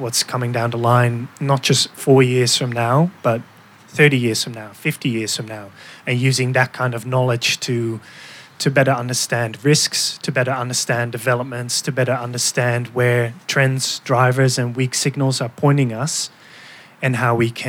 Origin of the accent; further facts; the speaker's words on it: Netherlands; moved away as an adult; now in Melbourne, Australia; I am from the Netherlands